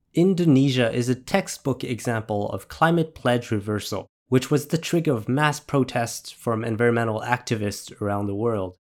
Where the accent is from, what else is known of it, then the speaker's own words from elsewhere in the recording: France; I was raised in France